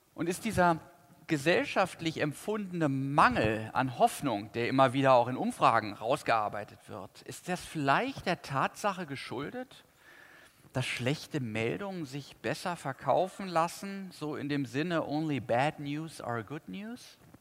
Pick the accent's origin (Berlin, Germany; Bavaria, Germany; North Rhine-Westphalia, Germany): North Rhine-Westphalia, Germany; Cologne; Ich weiß als Kölner